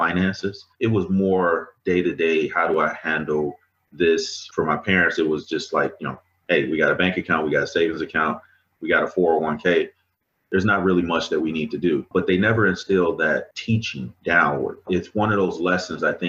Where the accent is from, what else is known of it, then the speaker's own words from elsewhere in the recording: Chicago, Illinois, United States; also born or lived in Mississippi; I grew up in Mississippi and Chicago. So I moved to Chicago when I was probably around 8 years old. And growing up in Chicago is not easy